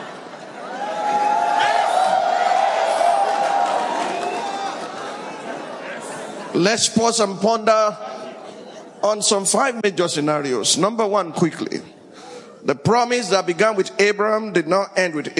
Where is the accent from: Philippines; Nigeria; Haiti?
Nigeria; Sokoto; also born or lived in Abeokuta, Ogun, Nigeria; I was born in Abeokuta and raised in Sokoto